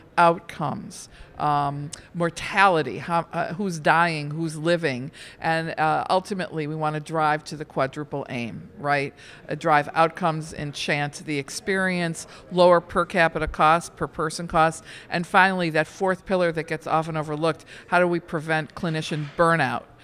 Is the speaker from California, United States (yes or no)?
no; outside of Detroit, Michigan, United States; I grew up outside of Detroit.